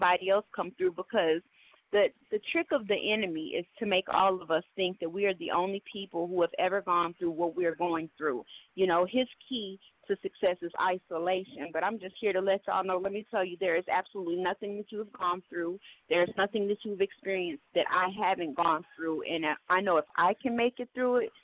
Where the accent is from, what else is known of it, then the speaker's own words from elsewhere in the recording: Oklahoma City, Oklahoma, United States; now in Atlanta, United States; I'm from Oklahoma City, old city or no city, however. I've been living in Atlanta for the past 15 years.